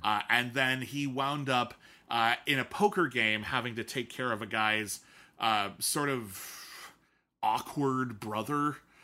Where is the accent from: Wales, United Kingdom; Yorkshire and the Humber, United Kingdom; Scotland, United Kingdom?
Scotland, United Kingdom; moved away; being Scottish